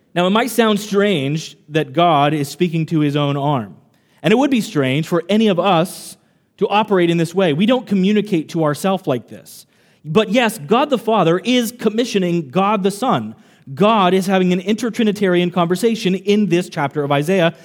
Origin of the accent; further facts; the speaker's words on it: Kansas, United States; now in Long Island, United States; I'm not originally from Long Island. I grew up in Kansas